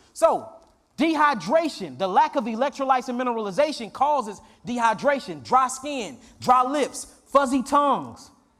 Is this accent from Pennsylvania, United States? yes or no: yes; Philadelphia, Pennsylvania, United States; And mind you, we came from Philly to here.